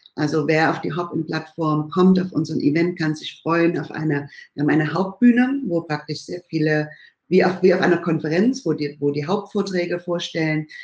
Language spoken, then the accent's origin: German; Bad Schlema, Saxony, Germany; moved away as an adult; now in California, United States; ich komme ursprünglich aus dem Erzgebirge, aus dem schönen Bad Schlema, bin dort aufgewachsen